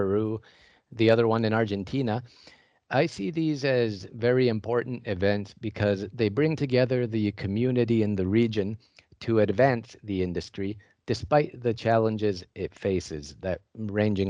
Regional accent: Canada; moved away as an adult; also born or lived in Vienna, Austria; now in Perth, Australia; I'm from Canada, and I've been working, though, in Perth, Australia at Curtin University for the past 8 months

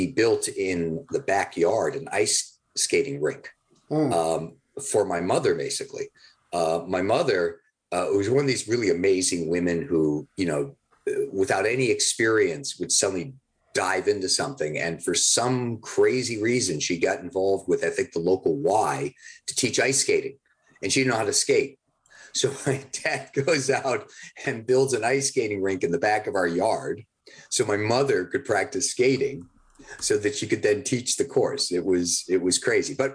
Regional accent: Boston, Massachusetts, United States; I grew up in Boston

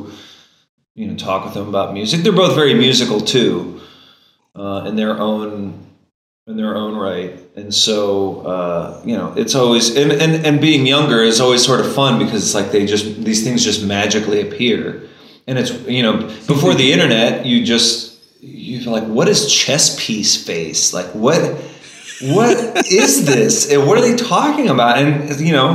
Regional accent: Dayton, Ohio, United States; moved away as an adult; also born or lived in Columbus, Ohio; now in Richmond, Virginia, United States; I grew up near Dayton, Ohio

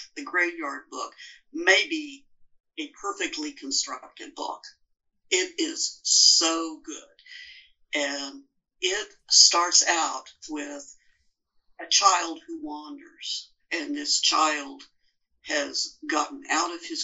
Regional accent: Oklahoma, United States; accent: Great Plain, sort of mid-America accent; I'm from Oklahoma

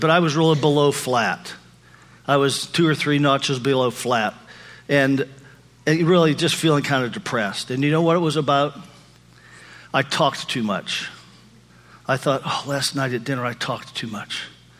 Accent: Pennsylvania, United States; moved away; taking my daughter back to Pennsylvania, to my hometown, with me

